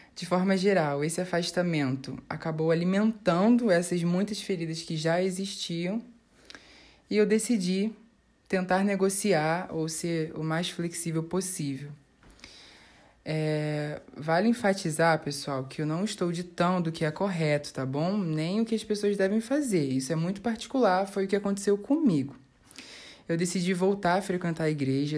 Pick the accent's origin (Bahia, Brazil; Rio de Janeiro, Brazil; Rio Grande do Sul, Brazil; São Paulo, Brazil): Rio de Janeiro, Brazil; eu tenho 23 anos e sou daqui do Rio de Janeiro.